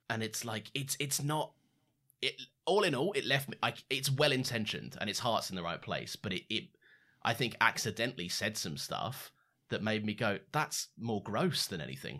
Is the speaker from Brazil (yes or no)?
no; United Kingdom; we're two British guys